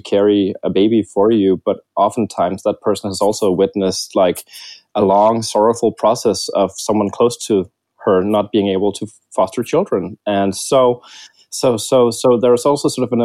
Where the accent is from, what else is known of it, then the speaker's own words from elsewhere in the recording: Denmark; I am from Denmark